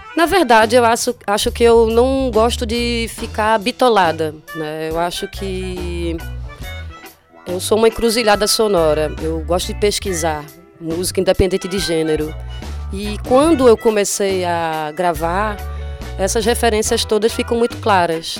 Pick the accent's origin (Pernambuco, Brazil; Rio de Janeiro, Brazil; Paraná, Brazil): Pernambuco, Brazil; Olinda; eu fui criada em Olinda